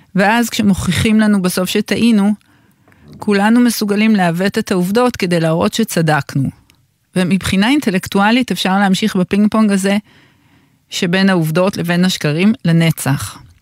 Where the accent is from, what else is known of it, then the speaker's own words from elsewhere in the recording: Tel Aviv-Yafo, Tel Aviv District, Israel; אני גדלתי כל הילדות שלי כמה מטרים מפה, מהמקום שבו אני מדברת אליכם, מהתחנה של גלי צה"ל ביפו. גדלתי ברחוב הדולפין